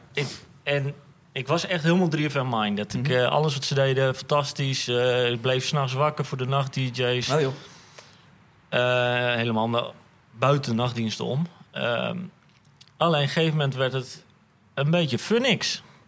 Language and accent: Dutch; Amersfoort, Utrecht, Netherlands; moved away; Ik kom oorspronkelijk uit Amersfoort.